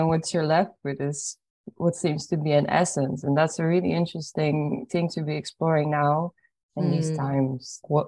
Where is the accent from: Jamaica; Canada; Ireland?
Ireland; also born or lived in Poland; I was born in Poland and then I grew up in Ireland. And so I'm almost half and half.